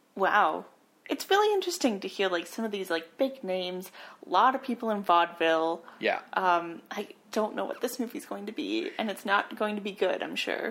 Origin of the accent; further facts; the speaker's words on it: Canada; we're Canadian